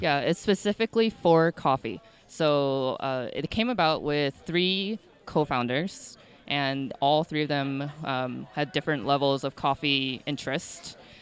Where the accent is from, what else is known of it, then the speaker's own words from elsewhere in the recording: outside of Chicago, Illinois, United States; I grew up outside of Chicago